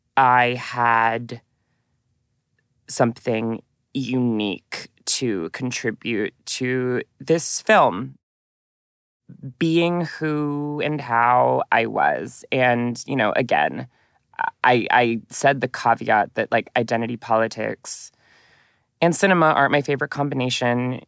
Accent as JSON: {"language": "English", "town": "Newton", "region": "Massachusetts", "country": "United States", "tie": "born or raised there", "also_born_or_lived": "New York", "moved": "as an adult", "said": "my hometown in Newton, Massachusetts"}